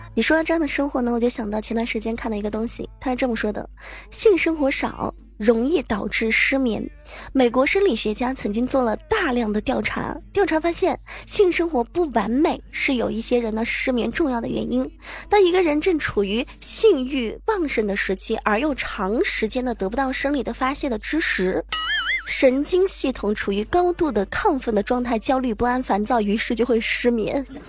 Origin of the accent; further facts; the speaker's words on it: Zhejiang, China; 我这河南话特别的渣渣啊。作为一个浙江人，能把河南话说成这样了也是不错的。